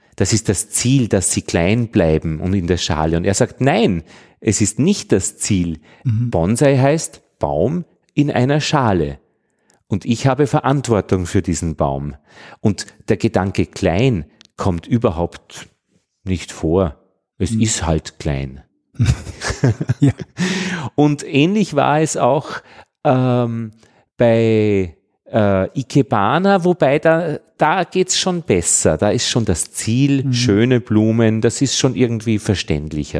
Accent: Austria; für mich als Österreicher

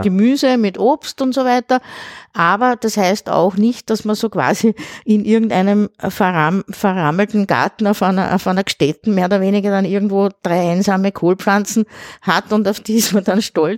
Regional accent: Pressbaum, Lower Austria, Austria; also born or lived in Vienna; im Pressbaum. Das ist mein Heimatort, da bin ich aufgewachsen

